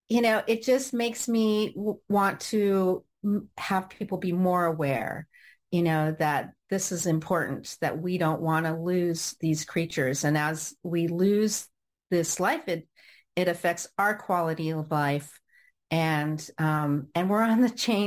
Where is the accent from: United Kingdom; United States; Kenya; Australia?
United States; Orange County, California; also born or lived in Los Angeles, California; now in Cardiff by the Sea, United States; I was born in Los Angeles, and I grew up in Orange County.